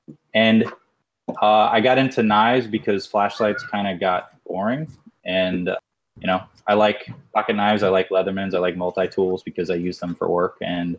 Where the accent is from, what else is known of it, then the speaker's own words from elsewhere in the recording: Missouri, United States; My childhood. I grew up in Missouri.